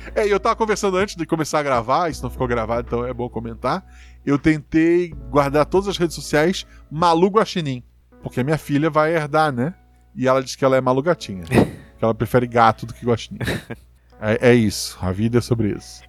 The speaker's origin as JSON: {"language": "Portuguese", "town": "Florianópolis", "region": "Santa Catarina", "country": "Brazil", "tie": "born or raised there", "said": "onde eu nasci, em Floripa, o pai morava assim, no alto do morro"}